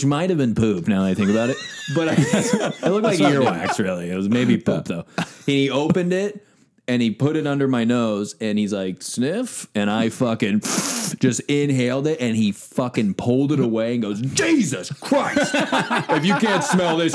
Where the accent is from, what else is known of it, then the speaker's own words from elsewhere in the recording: Midwest, United States; we're all from the Midwest